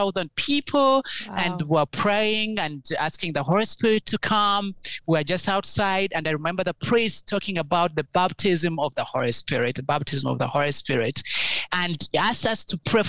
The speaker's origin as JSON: {"language": "English", "country": "Uganda", "tie": "born or raised there", "said": "growing up in Uganda was fun, but a little bit challenging"}